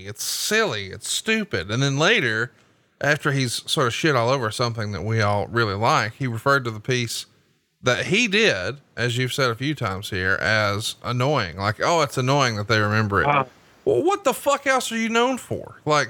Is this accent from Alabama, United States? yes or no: yes; Alabama, United States; And I'm from Alabama.